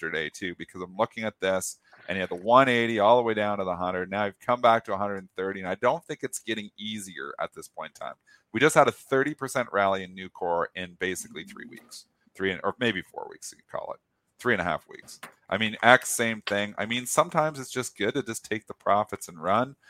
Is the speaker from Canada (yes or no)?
yes; Canada; I'm Canadian